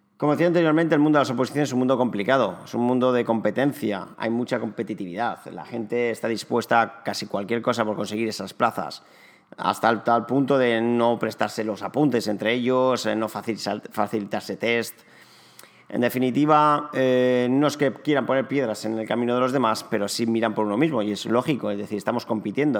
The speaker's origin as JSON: {"language": "Spanish", "town": "Alicante", "region": "Valencian Community", "country": "Spain", "tie": "born or raised there", "also_born_or_lived": "Barcelona", "said": "nací en Alicante hace ya casi 35 años. Me especialicé en, o me diplomé en recursos humanos y relaciones laborales en la Universidad de Alicante"}